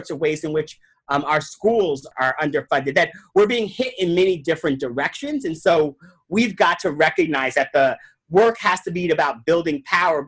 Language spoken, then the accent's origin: English; New York, United States; I grew up in New York